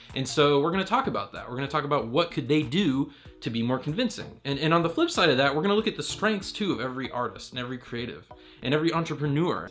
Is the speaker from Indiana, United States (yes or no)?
no; Raleigh, North Carolina, United States; I'm from Raleigh, North Carolina